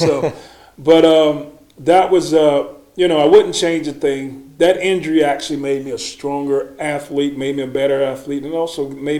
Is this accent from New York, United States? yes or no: no; North Carolina, United States; moved away as an adult; growing up in North Carolina